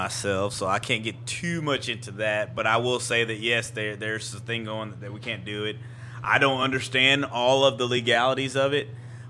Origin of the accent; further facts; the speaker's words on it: Texas, United States; I'm from Texas. I'm from Scott, Texas, Spring, Klein, Oak, and Tomball. I just made that up. And it's a traditional German area.